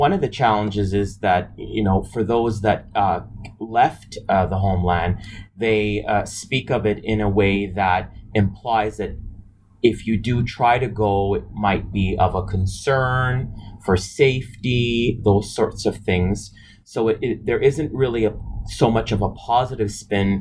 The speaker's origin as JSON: {"language": "English", "town": "Toronto", "region": "Ontario", "country": "Canada", "tie": "born or raised there", "said": "growing up in Toronto"}